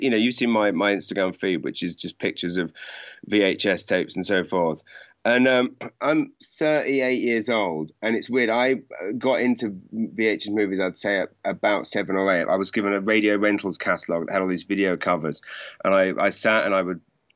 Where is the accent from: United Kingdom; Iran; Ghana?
United Kingdom; Maidenhead, South East England; I grew up in Maidenhead